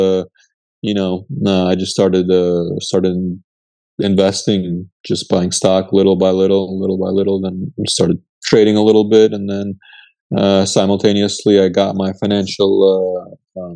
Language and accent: English; Connecticut, United States; also born or lived in Odessa, Ukraine; my family immigrated to the United States when I was very young, when it was still the Soviet Union. So I actually spent most of my time living in Connecticut, of all places